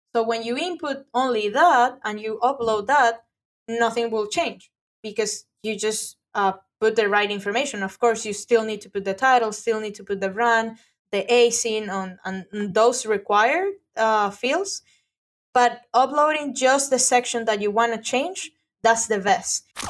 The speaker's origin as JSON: {"language": "English", "country": "Venezuela", "second_language": "English", "moved": "yes", "lives_now": "Florida, United States", "said": "I'm from Venezuela."}